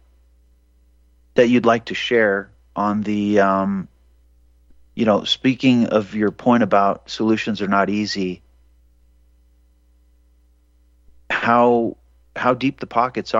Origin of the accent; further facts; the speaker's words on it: Montana, United States; I was born in Montana, so I think maybe the native Montanan in me